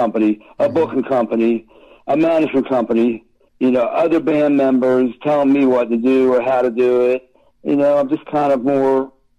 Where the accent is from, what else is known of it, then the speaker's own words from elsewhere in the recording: Long Island, New York, United States; I'm from Long Island.